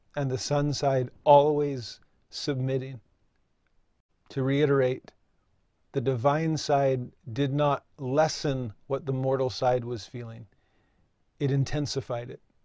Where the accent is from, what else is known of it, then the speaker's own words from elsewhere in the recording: Santa Clarita, California, United States; I grew up in Southern California, just north of Los Angeles. and Six Flags Magic Mountain was in my hometown.